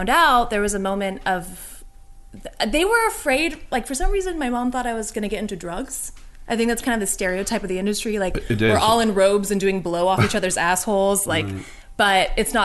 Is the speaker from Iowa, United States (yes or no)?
no; Orange County, California, United States; moved away as an adult; now in New York, United States; I grew up in Orange County, California